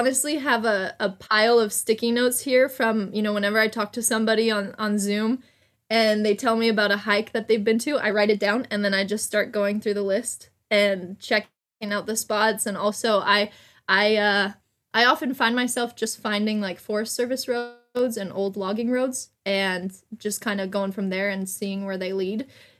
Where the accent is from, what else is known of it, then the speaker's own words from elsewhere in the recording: California, United States; So I'm originally from Southern California.